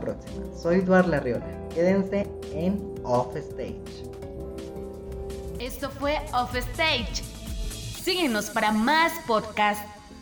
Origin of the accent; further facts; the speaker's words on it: Guatemala; Como guatemaltecos realmente le hemos visto la cara a la corrupción